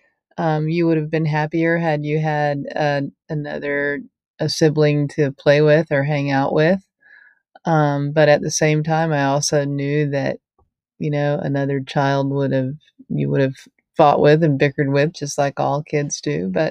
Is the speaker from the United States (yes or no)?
yes; Tallahassee, Florida, United States; also born or lived in Jacksonville, Florida; I was born in the Panhandle, Florida town of Tallahassee, and we lived there until I was in elementary school, and then we moved to Jacksonville, Florida for about 4 years, and then we moved back to Tallahassee where I finished growing up and then went to college